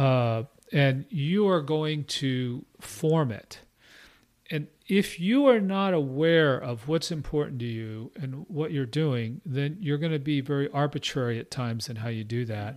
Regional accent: Austin, Texas, United States; also born or lived in Midwest / Houston / Burnet, Texas; I'm from Austin area

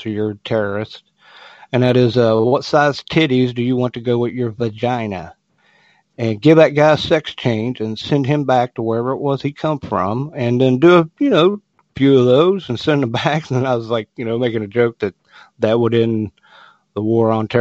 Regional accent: West Virginia, United States; moved away; I had experience with the Democratic Party in my hometown back in West Virginia

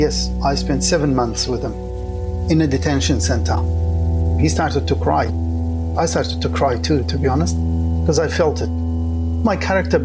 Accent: Kurdish from Iraq, Kurdistan Region, Iraq; now in Sydney, Australia; I'm originally Kurdish from Iraq

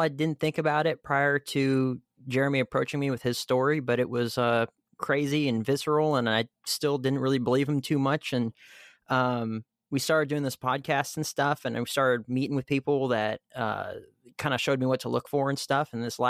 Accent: Fresno, California, United States; And so I grew up in Fresno, and yeah, definitely would have been meth in Fresno.

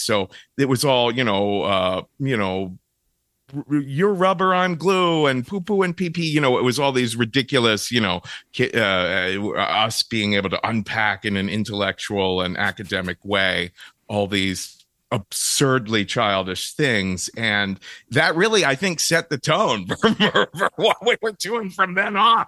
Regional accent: Cincinnati, Ohio, United States; moved away; I come from Cincinnati, Ohio

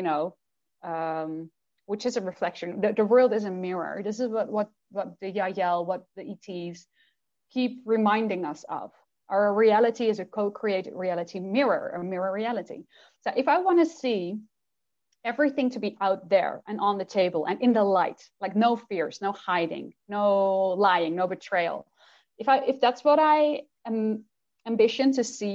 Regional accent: Netherlands; first language Dutch; English is a second language; I do work in Dutch with private clients that are Dutch. And that means I channel in Dutch as well, obviously, that's my first language

